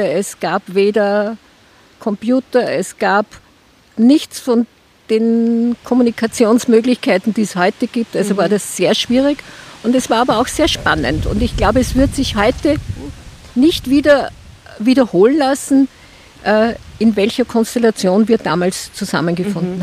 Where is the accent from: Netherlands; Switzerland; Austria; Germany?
Austria; bei uns in Österreich